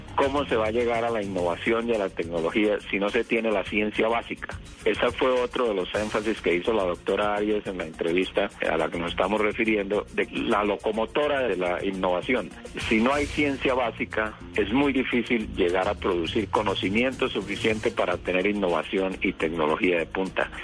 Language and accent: Spanish; Colombia; vivimos en Colombia, somos científicos colombianos que trabajamos aquí